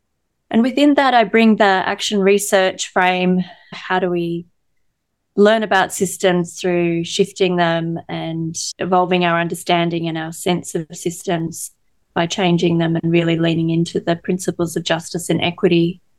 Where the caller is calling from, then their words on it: New South Wales, Australia; I am joining from Darawal country here on the south coast of New South Wales. It's a beautiful part of Australia where the escarpment meets the ocean.